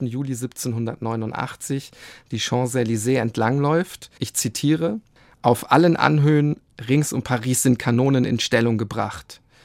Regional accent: Germany; bei uns in Deutschland

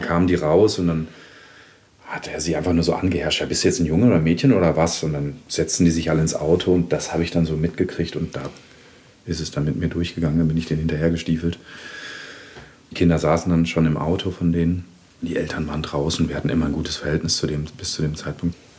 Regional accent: Germany; Ich bin in einer Kleinstadt in Deutschland groß geworden, war so relativ der einzige Ausländer

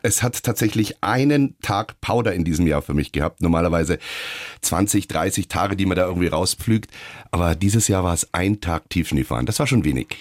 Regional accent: Munich, Bavaria, Germany; Als Münchner, als Bayer

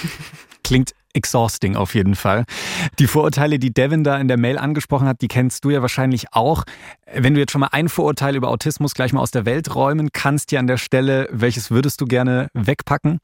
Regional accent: Bavaria, Germany; wir sind zwar queer, aber wir sind zum Beispiel beide in Bayern aufgewachsen

